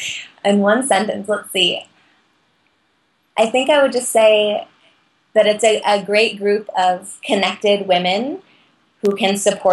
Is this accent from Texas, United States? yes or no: no; Eugene, Oregon, United States; now in Colorado, United States; I was born in Eugene, Oregon, so running is a huge part of life there. I grew up going to track meets at Hayward Field